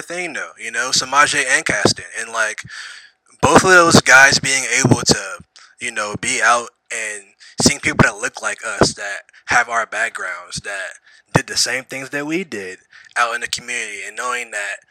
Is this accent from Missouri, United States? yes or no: yes; Missouri, United States; moved away; I'm also from Missouri.